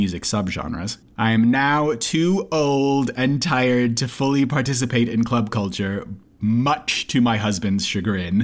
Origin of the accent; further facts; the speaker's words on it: Minneapolis, Minnesota, United States; growing up in the Twin Cities